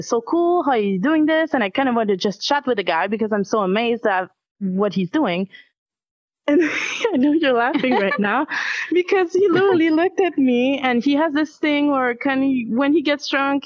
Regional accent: Canada; as a Canadian

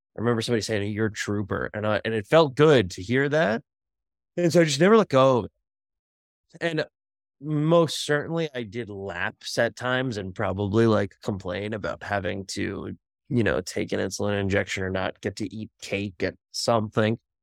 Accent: Bergen County, New Jersey, United States; when I was six years old, growing up in Bergen County, New Jersey

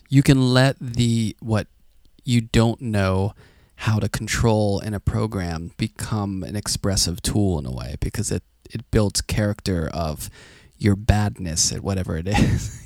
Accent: Pittsburgh, Pennsylvania, United States; I grew up in Pittsburgh, which is pretty gray

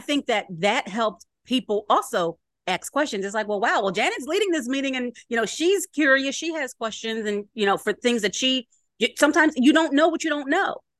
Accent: Philadelphia, Pennsylvania, United States; I am from Philly

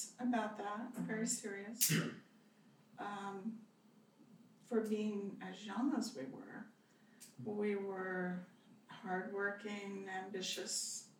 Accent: Southern California, United States; also born or lived in Frederick, Maryland / Colorado; I was raised in Southern California.

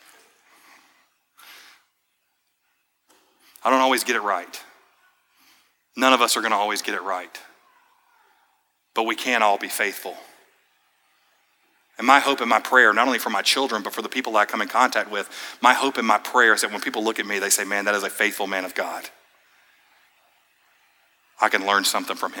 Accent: Georgia, United States; now in Florida, United States; my home state

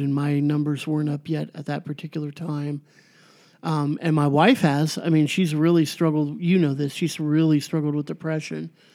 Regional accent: Garden Grove, California, United States; where I grew up in Garden Grove

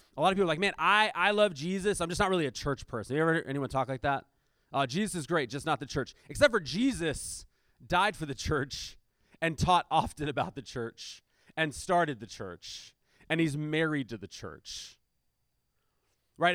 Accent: United States; we're Americans

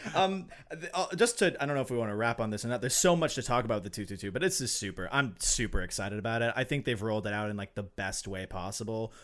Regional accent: Alabama, United States; now in Minnesota, United States; I'm from Alabama

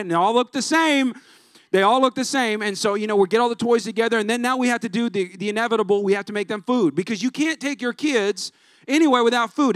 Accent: California, United States; now in San Antonio, United States; I'm not even from here. I'm from California

